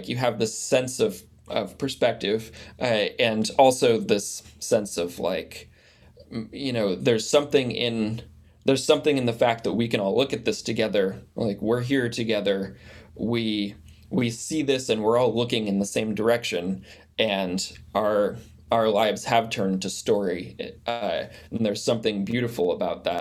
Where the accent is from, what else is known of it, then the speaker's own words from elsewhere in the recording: United States; growing up in the United States and born in 1991